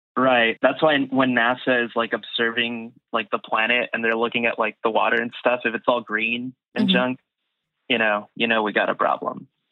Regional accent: United States; also born or lived in Austin; when you're growing up here, especially as like Mexican American

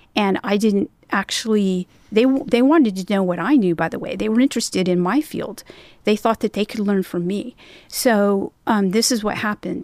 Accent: Northern California, United States; moved away; also born or lived in North Carolina; I'm from California, Northern California, and it's a it was and still is an eclectic culture

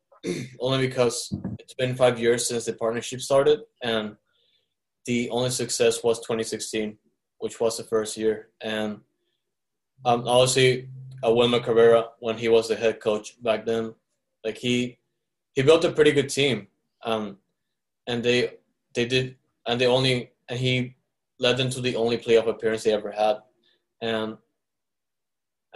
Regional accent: Caracas, Capital District, Venezuela; now in Houston, United States; when I grew up in Caracas

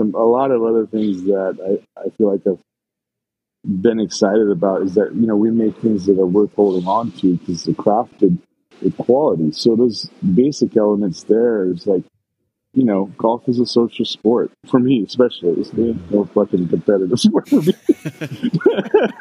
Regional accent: Portland, Oregon, United States; I grew up here in Portland

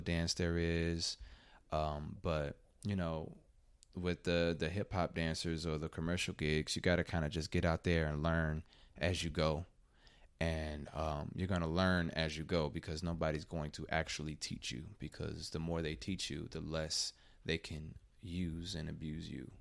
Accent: Chicago, Illinois, United States; now in Atlanta, United States; I'm originally from Chicago

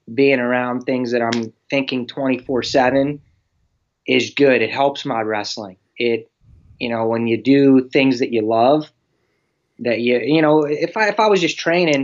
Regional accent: Pittsburgh, Pennsylvania, United States; I'm from Pittsburgh

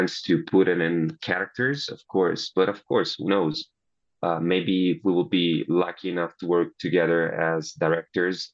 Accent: Italy; accent: Italian; English is a second language

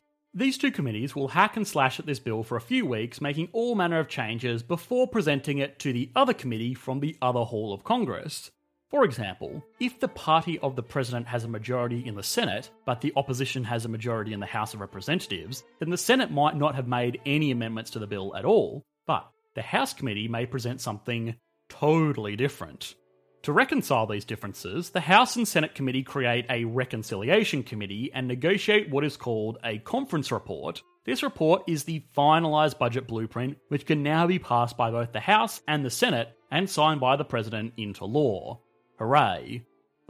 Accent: Australia; I am an Australian

